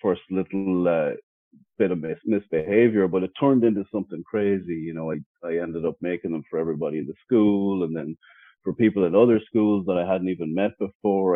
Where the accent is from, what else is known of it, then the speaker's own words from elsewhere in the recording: Ireland; moved away as an adult; now in Los Angeles, United States; I'm born and raised in Ireland, moved to America around 2005. So I'm almost 20 years here in America.